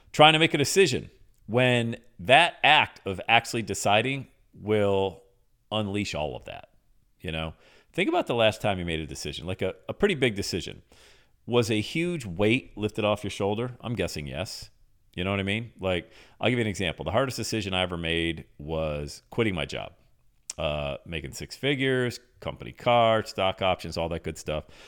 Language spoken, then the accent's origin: English; Buffalo, New York, United States; moved away as an adult; now in Cincinnati, United States; I'm from Buffalo.